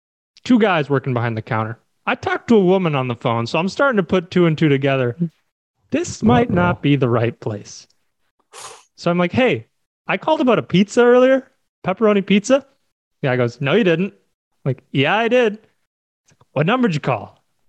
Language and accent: English; Minnesota, United States; I'm originally from Minnesota.